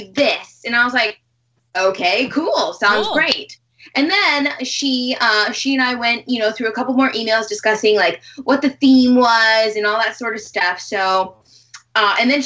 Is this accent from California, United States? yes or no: no; Wyoming, United States; moved away as an adult; now in Los Angeles, United States; I'm from Wyoming